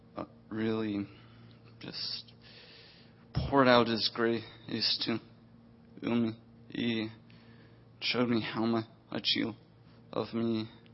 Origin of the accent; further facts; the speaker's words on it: the South, United States; I was raised in the South